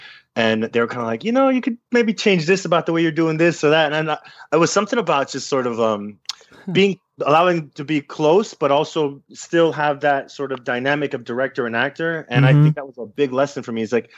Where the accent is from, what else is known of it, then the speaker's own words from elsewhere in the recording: Miami, Florida, United States; I am from Miami, but I've been living here.